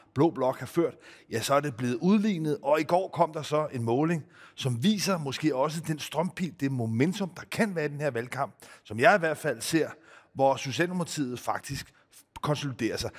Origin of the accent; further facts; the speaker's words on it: Greenland; jeg selv er født i Grønland